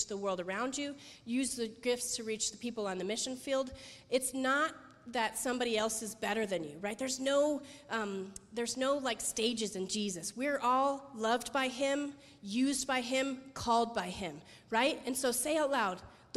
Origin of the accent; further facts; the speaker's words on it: Las Vegas, Nevada, United States; I'm from Las Vegas, so I've seen a lot of depravity.